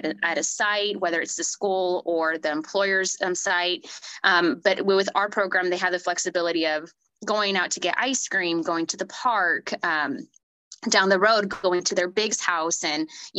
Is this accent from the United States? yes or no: yes; Sanger, California, United States; I'm originally from Sanger, which possibly no one has ever heard of, unless if you're from the Central Valley